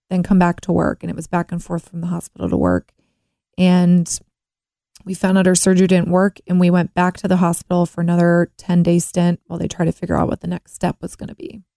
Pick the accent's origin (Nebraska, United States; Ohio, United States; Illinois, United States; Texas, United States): Ohio, United States; Cincinnati; Born in Cincinnati. I grew up in Mount Lookout